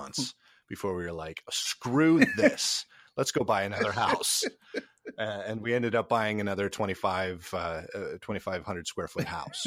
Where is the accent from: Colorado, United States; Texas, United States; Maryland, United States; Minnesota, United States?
Minnesota, United States; now in Nashville, United States; Minnesota, where, where I grew up, down to Nashville, where I live